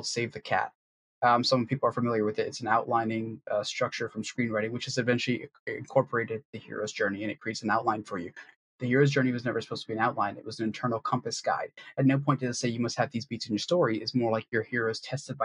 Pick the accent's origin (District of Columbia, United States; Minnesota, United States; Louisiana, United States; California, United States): District of Columbia, United States; Washington; from D.C.